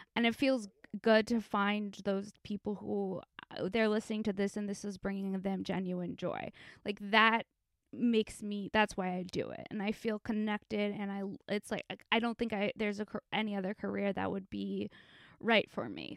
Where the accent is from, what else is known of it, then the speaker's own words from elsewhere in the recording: Los Angeles, California, United States; I'm from Encino in the Sh-, San Fernando Valley